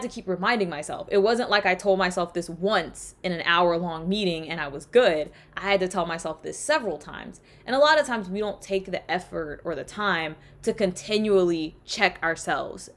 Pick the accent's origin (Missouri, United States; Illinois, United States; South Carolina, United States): South Carolina, United States; accent: Southern; first language English; So I'm from the South. I'm from the Deep South. I'm from South Carolina. So there are a lot of phrases and words that are said in my hometown